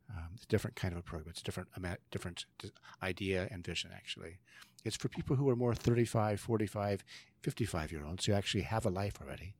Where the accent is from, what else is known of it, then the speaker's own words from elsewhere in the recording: San Joaquin Valley, California, United States; also born or lived in Monte Vista, Colorado / Washington, D.C.; now in Vancouver, Canada; I grew up in California, another mountain, another valley, uh, called the San Joaquin Valley.